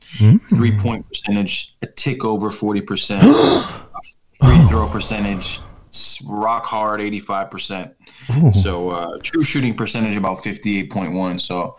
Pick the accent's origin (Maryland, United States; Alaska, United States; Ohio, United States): Maryland, United States; Oh, I'm from the Maryland area.